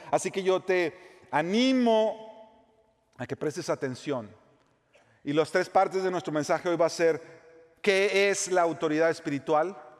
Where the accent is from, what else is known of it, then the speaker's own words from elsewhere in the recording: Mexico; moved away as an adult; now in United States; Yo nací en México, me crié en México, amo México